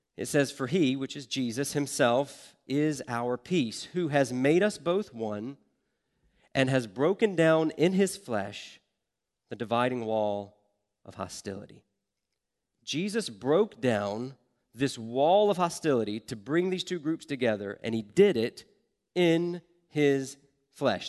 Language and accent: English; the South, United States; I grew up in the South